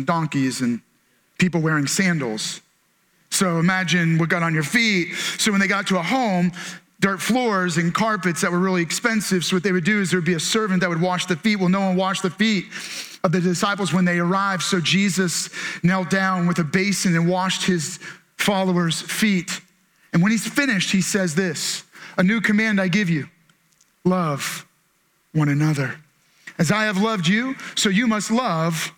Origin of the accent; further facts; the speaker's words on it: Maryland, United States; we're from Maryland